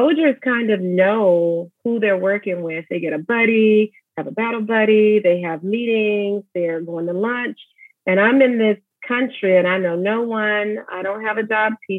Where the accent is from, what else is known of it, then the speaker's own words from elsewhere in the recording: Alabama, United States; moved away as an adult; also born or lived in Georgia; We're both from Alabama.